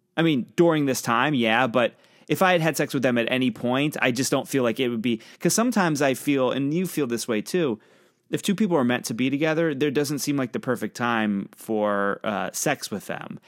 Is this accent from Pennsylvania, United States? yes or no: yes; Pennsylvania, United States; I'm from Pennsylvania, right on the border of Ohio